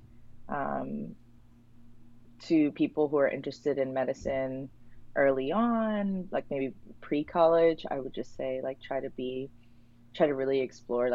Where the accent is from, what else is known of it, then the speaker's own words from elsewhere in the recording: New York City, New York, United States; I grew up in Spanish Harlem, New York City